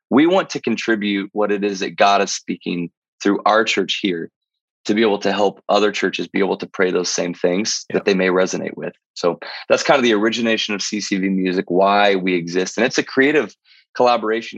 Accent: Missouri, United States; the church that I grew up in was in Missouri, in a town of 200 people

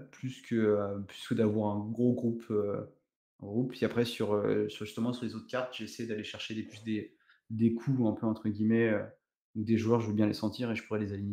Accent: Portugal; parce que je suis originaire euh, du Portugal, donc j'avais un petit côté, un petit côté patrie.

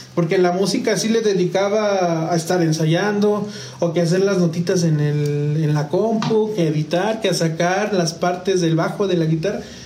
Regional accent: San Juan del Río, Querétaro, Mexico; also born or lived in San Luis Potosí, Mexico; a los tres años llegamos a San Juan, mi familia y yo

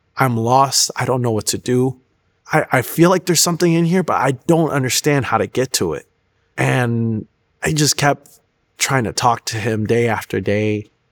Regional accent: Florida, United States; also born or lived in Chicago; I was born in Chicago, but I was actually raised since I was, like, four down in Florida. So, Florida was really all I knew

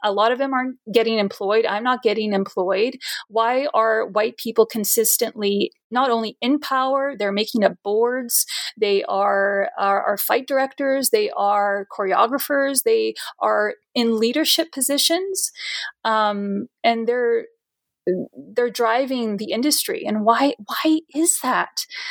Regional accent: Brazil; now in Edmonton, Canada; I immigrated into Canada uh, permanently around like 97, 1997. I'm from Brazil

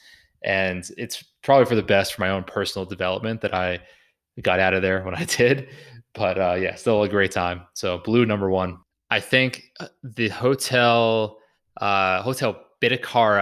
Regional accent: Newburyport, Massachusetts, United States; Newburyport, a beautiful historic hotel in my hometown

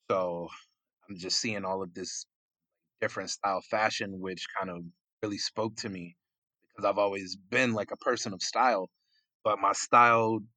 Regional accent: New York, United States; now in Florida, United States; Uh, so I hail from Jamaica, Queens, New York, the Big Apple, but I came down to Florida

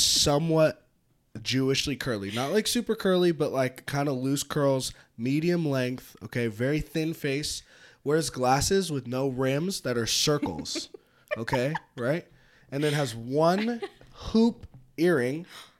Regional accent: Petaluma, California, United States; now in Reno, United States; I grew up in Petaluma.

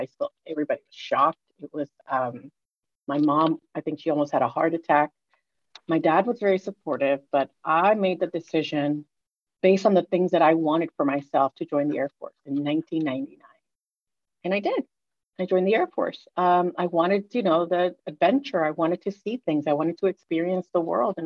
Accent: Puerto Rico; moved away; also born or lived in United States; I grew up in Puerto Rico, the daughter of Dominican immigrants.

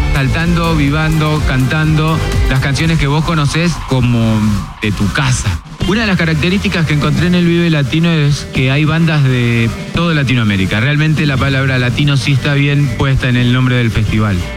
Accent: Córdoba, Argentina; de Córdoba, de mi provincia

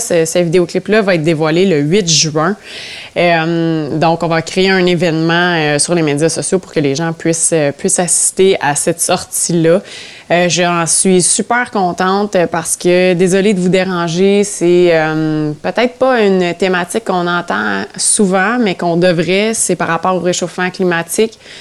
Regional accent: Ontario, Canada; je, dis haut et fort que je suis franco-ontarienne partout

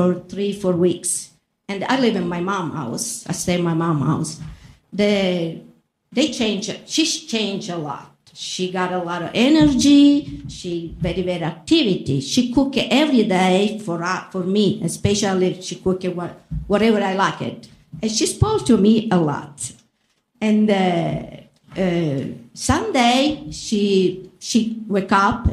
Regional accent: Palermo, Sicily, Italy; English is a second language; moved away as an adult; now in Muscatine, United States; I'm Italian. My town I'm from is Palermo in Sicily

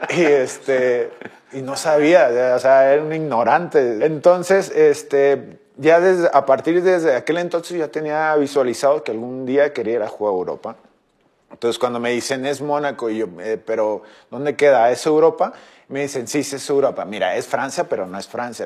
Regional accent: Mexico; Como mexicano

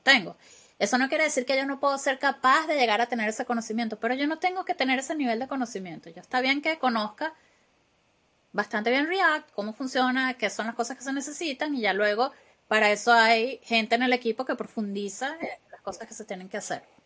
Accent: Venezuela; accent: latino; first language Spanish; moved away as an adult; now in Glasgow, United Kingdom; nosotros, los venezolanos, hablamos como gritados.

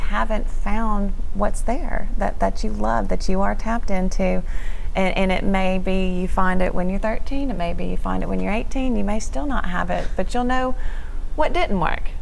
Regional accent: Shreveport, Louisiana, United States; I, am from the area, grew up in Shreveport

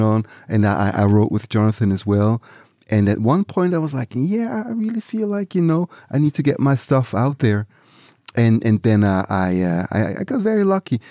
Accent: near Zurich, Switzerland; also born or lived in Nigeria; back to Switzerland, and that's where I grew up. Near, near Zurich, the city of Zurich in Switzerland

